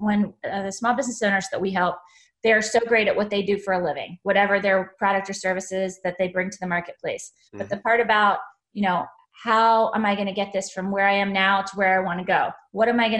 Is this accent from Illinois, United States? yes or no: no; Monrovia, Maryland, United States; Monrovia, Maryland